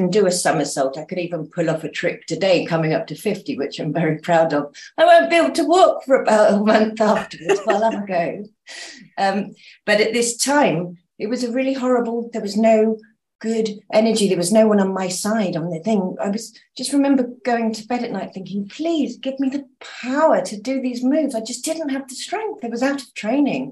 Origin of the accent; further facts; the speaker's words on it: Dorset, South West England, United Kingdom; moved away as an adult; also born or lived in London; now in Mallorca, Spain; I moved here from England, born in Dorset, but I moved to London as soon as I could get away.